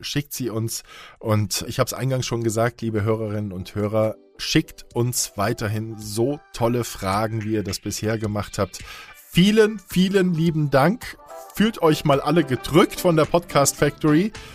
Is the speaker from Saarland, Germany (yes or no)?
yes; Saarland, Germany; moved away as an adult; also born or lived in Marburg / Heilbronn / Baden-Baden; Ich komme aus dem Saarland, bin dort geboren und habe dort erstmal ein Praktikum gemacht bei einem Radiosender